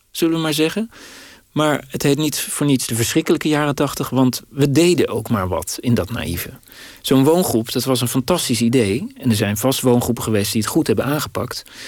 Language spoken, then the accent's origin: Dutch; Dordrecht, South Holland, Netherlands; in Dordrecht, waar ik opgroeide